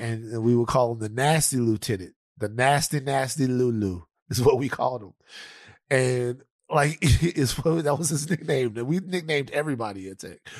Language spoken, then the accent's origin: English; the South, United States; I'm from the South